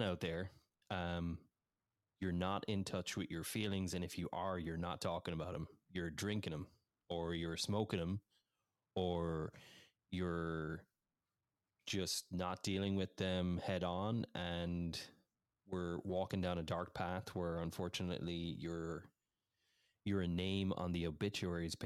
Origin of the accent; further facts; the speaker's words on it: Ireland; moved away as an adult; also born or lived in England / United States; now in Washington, United States; I grew up in Ireland. I was born in England. We moved when I was 3 years of age over to Ireland, and I was raised there